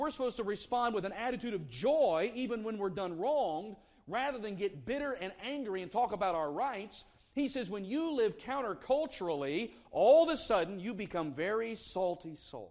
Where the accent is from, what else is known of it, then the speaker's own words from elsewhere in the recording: the South, United States; moved away as an adult; also born or lived in South Carolina; now in Indianapolis, United States; I grew up in the South